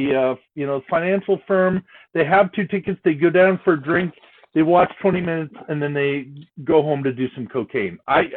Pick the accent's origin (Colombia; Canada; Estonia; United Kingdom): Canada; Peterborough, Ontario; I am from Peterborough